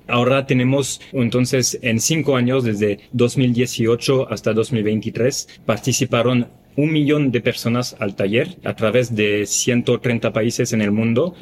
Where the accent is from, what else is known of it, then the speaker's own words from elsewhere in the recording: France; now in Mexico; soy francés